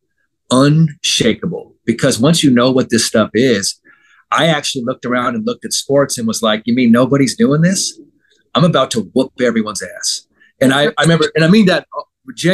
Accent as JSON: {"language": "English", "town": "San Francisco", "region": "California", "country": "United States", "said": "I'm from San Francisco"}